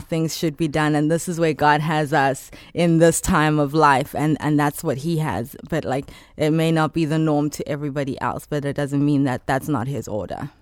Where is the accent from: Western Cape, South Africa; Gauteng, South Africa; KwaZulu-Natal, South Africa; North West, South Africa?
Gauteng, South Africa; Johannesburg; moved away as an adult; now in Chicago, United States; I'm from South Africa, born and raised in Johannesburg